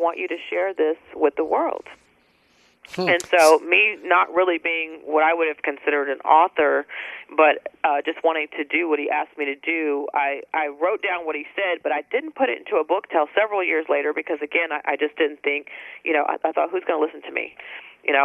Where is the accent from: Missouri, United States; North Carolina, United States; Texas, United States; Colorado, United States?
Texas, United States; San Antonio; moved away as an adult; also born or lived in Dallas; I moved from San Antonio, my hometown, after a divorce, and moved to Dallas